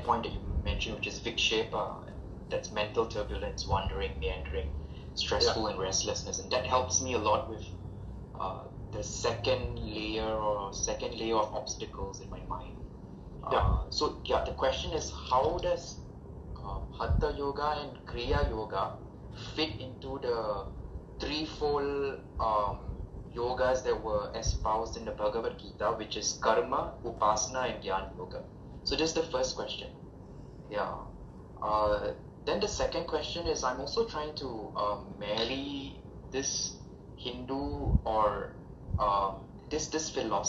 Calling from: Singapore; I'm calling in from Singapore.

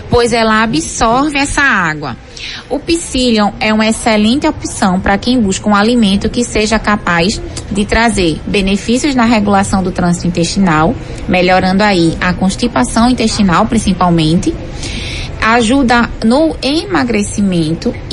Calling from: Camaragibe, Pernambuco, Brazil; sou de Camaragibe.

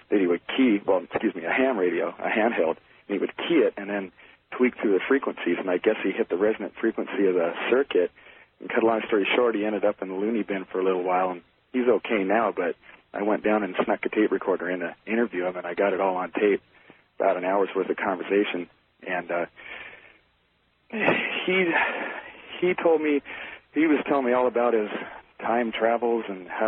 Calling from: Leavenworth, Kansas, United States; I'm calling from Leavenworth, Kansas.

